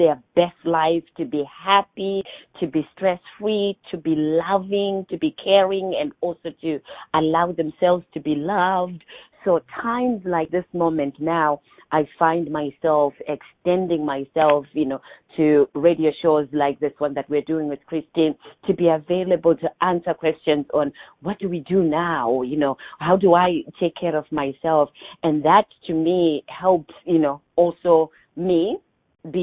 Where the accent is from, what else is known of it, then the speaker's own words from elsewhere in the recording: Zimbabwe; now in Orlando, United States; I'm originally from Zimbabwe. I was born and raised in Zimbabwe.